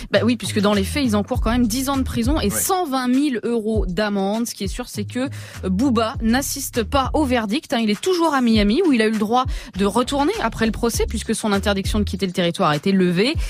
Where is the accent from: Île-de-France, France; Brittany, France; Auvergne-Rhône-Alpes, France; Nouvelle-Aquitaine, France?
Nouvelle-Aquitaine, France; Creuse; moved away; j'ai grandi dans la Creuse